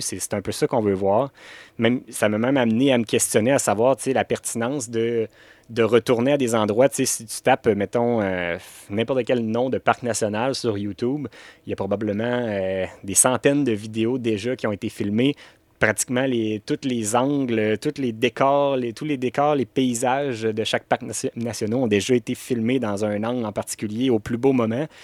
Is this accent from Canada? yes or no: yes; Canada; on est Canadien